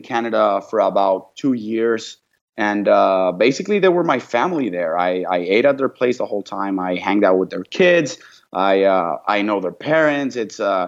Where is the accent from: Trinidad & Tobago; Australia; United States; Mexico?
Mexico; moved away; also born or lived in Paris / Vancouver; I'm from Mexico.